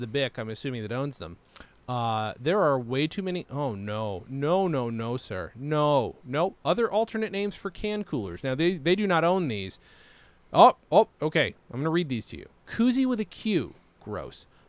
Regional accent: Lawrence, New York, United States; moved away; much disdain as I might have had for growing, growing up in Lawrence

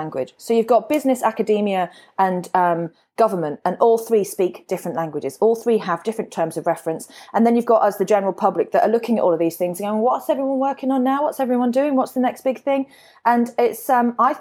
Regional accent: Warwickshire, West Midlands, United Kingdom; moved away as an adult; also born or lived in Perth, Australia; now in Brisbane, Australia; I'm from Shakespeare's County

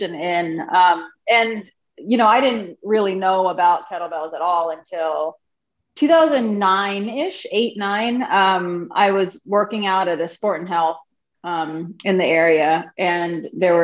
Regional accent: Alexandria, Virginia, United States; also born or lived in Brooklyn, New York; I grew up in Alexandria, so I'm local

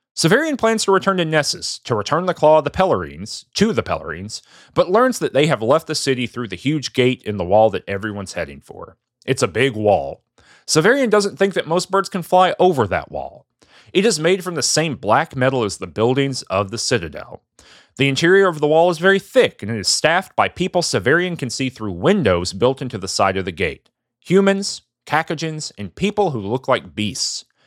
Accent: the South, United States; I'm from the South

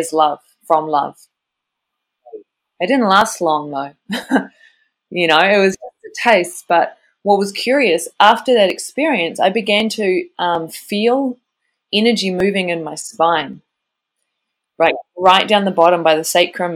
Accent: New Zealand; I grew up in New Zealand

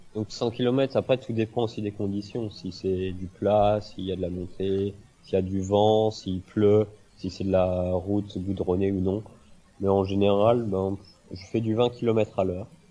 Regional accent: Rennes, Brittany, France; moved away as an adult; je suis parti de Bretagne, euh, de Rennes

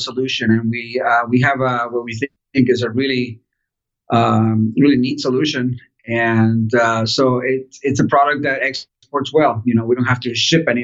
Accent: Miami, Florida, United States; also born or lived in Caracas, Venezuela / Portland; I left when I was a kid, and my family moved to Miami, Florida

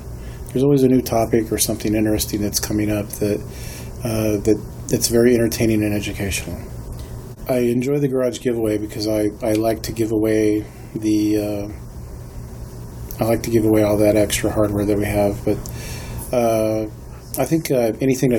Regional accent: Paola, Kansas, United States; I'm from Paola, Kansas, which is about 30, 40 miles south of the conference

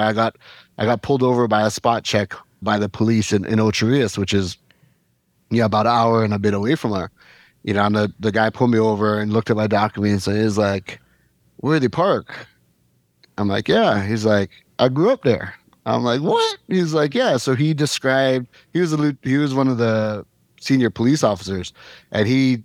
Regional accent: Canada; now in Jamaica; growing up in Canada

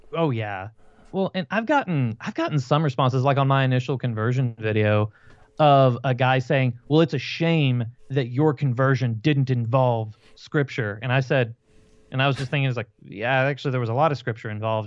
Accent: Fort Worth, Texas, United States; they sent me two hours away from where I grew up in Fort Worth, Texas

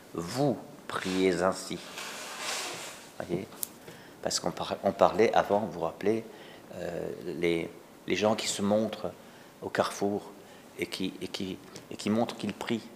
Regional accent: Alsace, Grand Est, France; chez nous, en Alsace

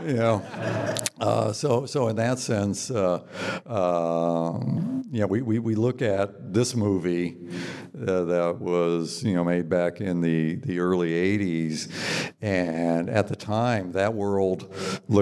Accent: Southern California, United States; I come from Southern California, but back then in the 50s and 60s, there were so many Okies in Southern California

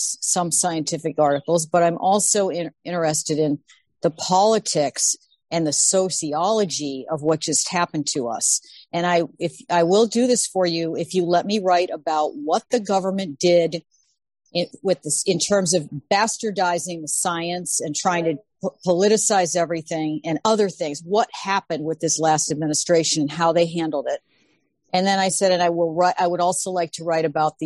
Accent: Illinois, United States; I'm from Illinois.

